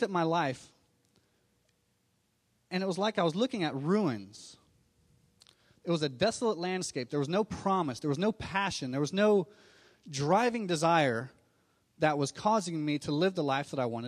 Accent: Miami, Florida, United States; I was born in Miami, Florida

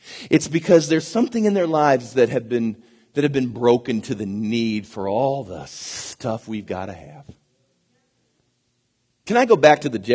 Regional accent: United States; I'm an American myself

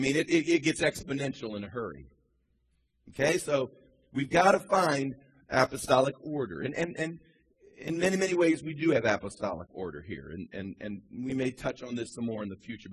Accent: Midwest, United States; now in Charleston, United States; I grew up in the Midwest

